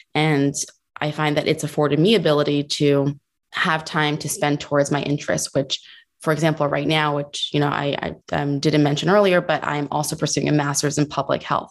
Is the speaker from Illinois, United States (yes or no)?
no; New Jersey, United States; I'm from New Jersey